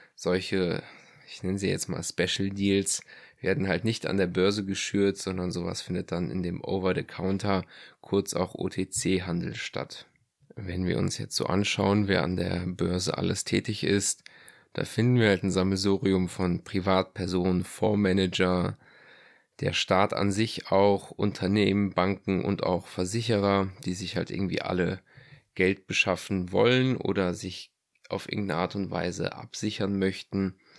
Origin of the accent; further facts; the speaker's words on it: Germany; hier bei uns in Deutschland